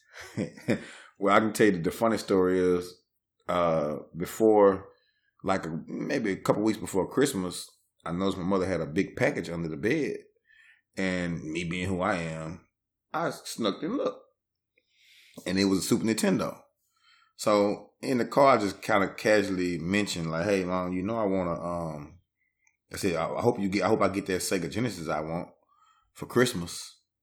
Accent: Shreveport, Louisiana, United States; I'm from Shreveport. I'm not claiming New Orleans.

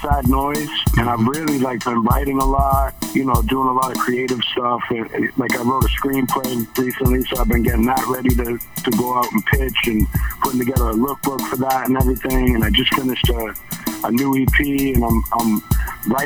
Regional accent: Boston, Massachusetts, United States; I'm from Boston originally. I'm from Dorchester originally. I moved around a lot around the city, but I grew up like in my formative years in South Boston and Rosendale

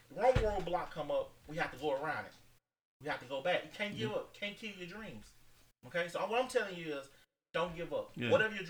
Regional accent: Holcomb, United States; I remember growing up in Holcomb

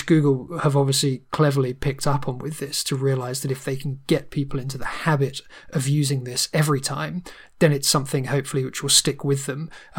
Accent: United Kingdom; being British

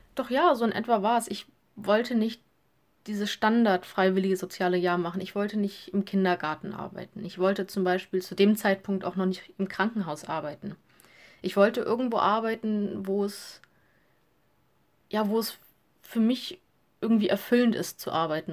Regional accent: Lower Saxony, Germany; also born or lived in Hamburg; Ich komme ähm, aus Flesche, das ist am Rande zu Hamburg. Also ich wohne noch in Niedersachsen, aber ich sage immer, ich bin Hamburgerin

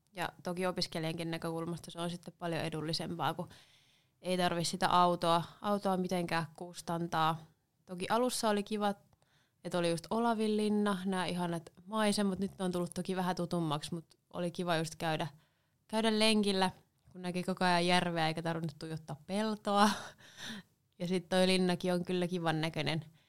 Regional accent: Seinäjoki, South Ostrobothnia, Finland; born or raised there; moved away as an adult; also born or lived in Helsinki; now in Savonlinna, Finland

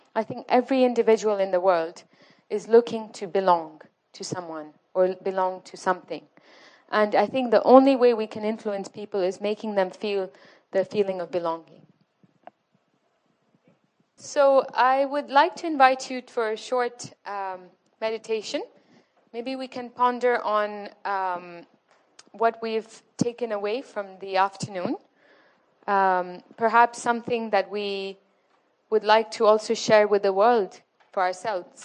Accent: Morocco; moved away; I'm originally from Morocco

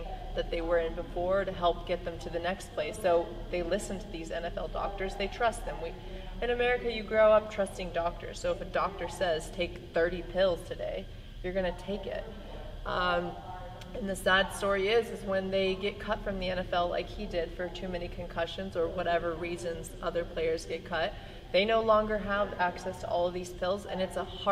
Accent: Iowa, United States; a guy that I grew up with in Iowa

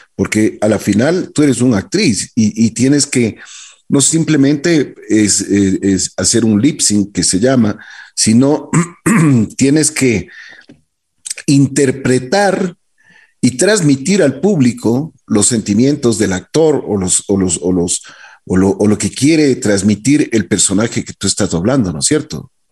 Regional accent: Ecuador

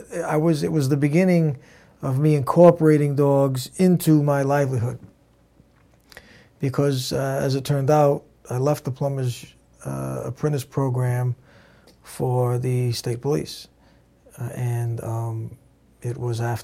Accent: Providence, Rhode Island, United States; also born or lived in Narragansett, Rhode Island / North Kingstown, Rhode Island; I spent all my life in Rhode Island. Providence, mainly

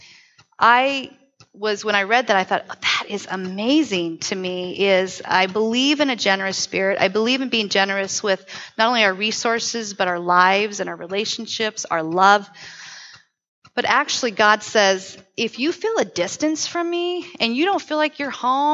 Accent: Southern California, United States; now in Tri-Cities, United States; When I grew up in Southern Cal

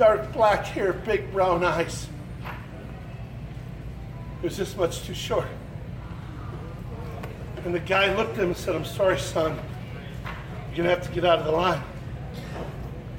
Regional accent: Wisconsin, United States; I'm from Wisconsin

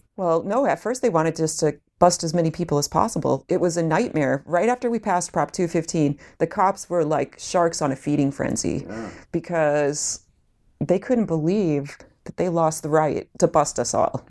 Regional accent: Illinois, United States; I'm from Illinois

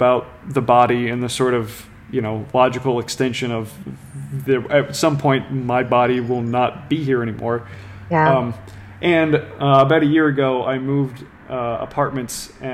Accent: New Orleans, Louisiana, United States; I was born and raised in New Orleans

